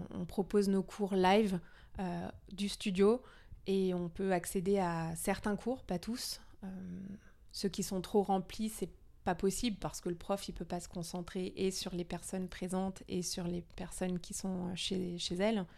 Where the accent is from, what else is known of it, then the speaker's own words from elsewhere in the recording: Denmark; moved away; je suis danoise à moitié. D'accord. Donc je suis née au Danemark